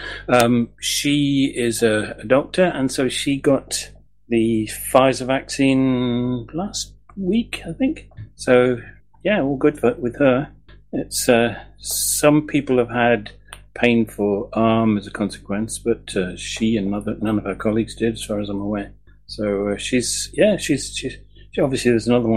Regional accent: England, United Kingdom; now in Scotland, United Kingdom; I'm about as English as they come as far as Scotland's concerned

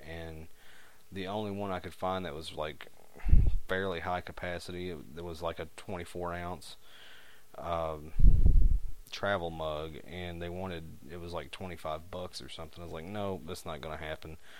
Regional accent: United States; accent: hillbilly; my terrible hillbilly accent

